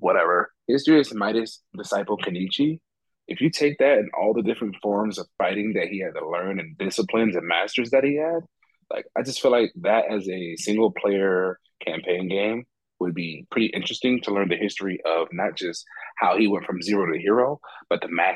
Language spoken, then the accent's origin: English; Paterson, New Jersey, United States; moved away; I am originally from Paterson, New Jersey. If you ever seen a movie called Eastside, that's about me. It's about my old high school where I went when I was younger